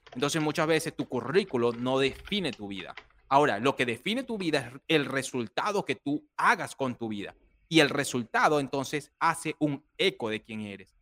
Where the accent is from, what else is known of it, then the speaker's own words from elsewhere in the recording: Barquisimeto, Lara, Venezuela; moved away as an adult; also born or lived in Dominican Republic; yo soy venezolano, nací en Barquisimeto, Venezuela. Vengo de una familia humilde